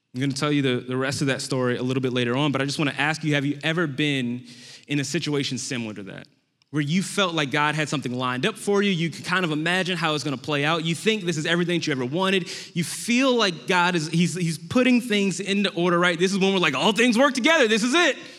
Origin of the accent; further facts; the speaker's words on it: New Orleans, Louisiana, United States; moved away; I am from New Orleans, Louisiana originally